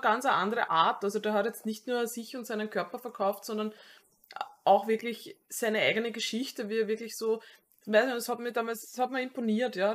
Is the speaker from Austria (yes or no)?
yes; Austria; als Wiener oder halt äh, Mensch aus der Wiener Umgebung